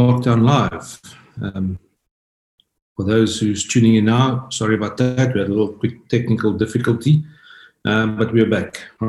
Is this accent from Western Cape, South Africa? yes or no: yes; Worcester, Western Cape, South Africa; born or raised there